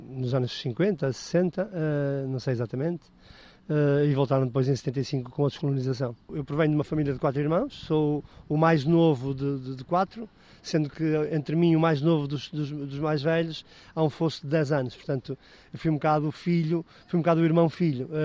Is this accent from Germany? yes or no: no; Angola; born there; eu sou português, nasci, eu nasci em Portugal, portanto eu nasci em Angola enquanto território português.